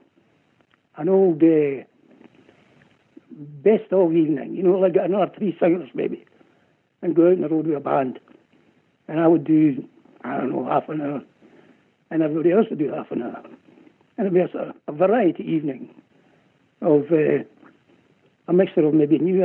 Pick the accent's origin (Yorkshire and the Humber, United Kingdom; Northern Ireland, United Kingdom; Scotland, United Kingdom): Scotland, United Kingdom; I'm Scottish.